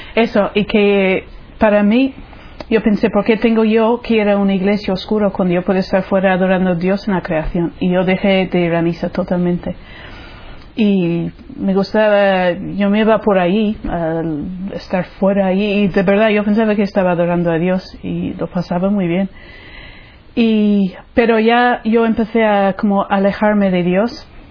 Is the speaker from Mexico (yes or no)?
no; Ireland; Spanish is a second language; moved away as an adult; now in Spain; soy irlandesa, eh, soy de una familia católica, practicante